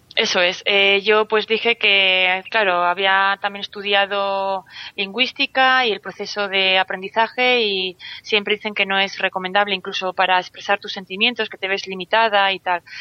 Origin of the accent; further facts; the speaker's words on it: Vitoria, Basque Country, Spain; moved away as an adult; now in Santander, Spain; nací en Vitoria, eh, llevo viviendo fuera de Vitoria unos cuantos años, he estado también en extranjero, ahora estoy en Santander.